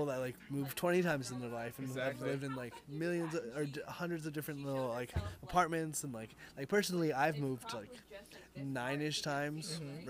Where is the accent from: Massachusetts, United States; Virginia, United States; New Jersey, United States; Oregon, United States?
Oregon, United States; born or raised there; also born or lived in California